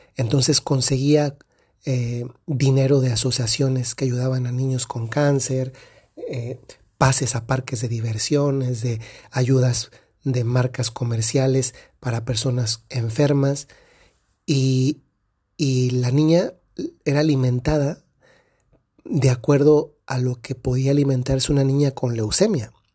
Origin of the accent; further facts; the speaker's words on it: Dolores Hidalgo, Guanajuato, Mexico; la ciudad de donde soy, Dolores Hidalgo, Guanajuato, en México